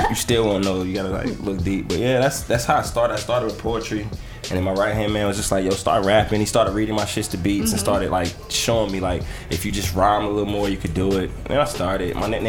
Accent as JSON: {"language": "English", "region": "the South", "country": "United States", "said": "Man, listen, I'm from the South, and I've never experienced that lifestyle."}